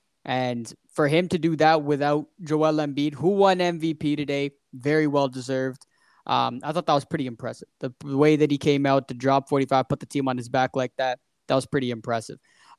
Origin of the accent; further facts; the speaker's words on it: Toronto, Ontario, Canada; as most of y'all know, we're from Toronto